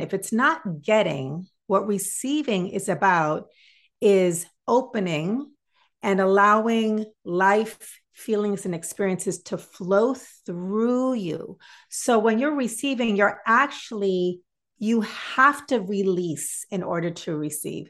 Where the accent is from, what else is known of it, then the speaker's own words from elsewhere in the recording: Massachusetts, United States; I grew up in Massachusetts